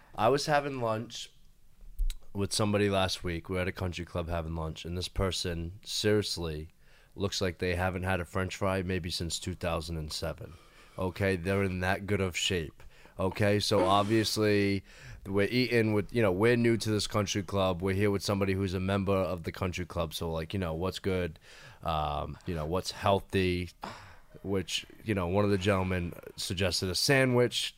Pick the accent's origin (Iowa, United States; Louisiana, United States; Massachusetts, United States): Massachusetts, United States; Fall River; moved away as an adult; also born or lived in Nashville, Tennessee; now in Hollywood, United States; born and raised in Fall River, Massachusetts